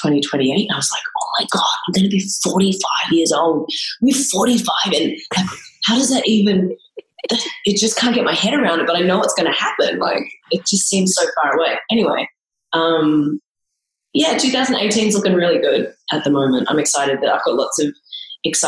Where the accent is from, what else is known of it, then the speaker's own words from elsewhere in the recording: Melbourne, Victoria, Australia; I come from Melbourne, Australia